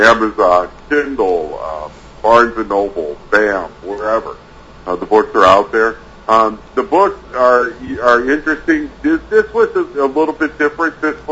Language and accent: English; St. Louis, Missouri, United States; I grew up in St. Louis